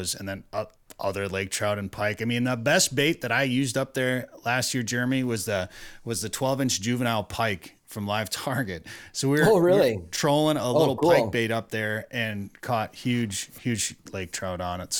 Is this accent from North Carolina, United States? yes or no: no; Minnesota, United States; growing up in Minnesota